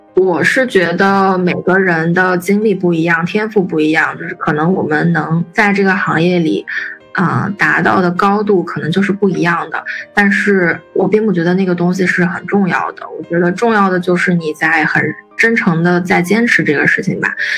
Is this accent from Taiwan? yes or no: no; China; 我们作为中国人